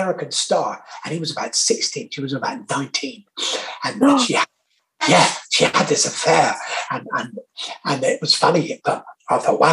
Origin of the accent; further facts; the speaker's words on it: Torquay, South West England, United Kingdom; I'm from Torquay in Devon